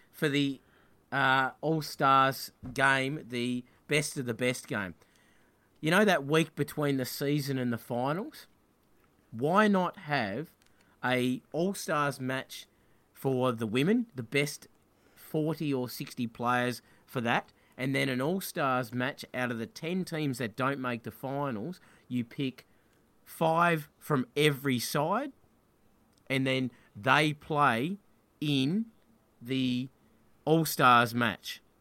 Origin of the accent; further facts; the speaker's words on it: Tasmania, Australia; I'm from Tassie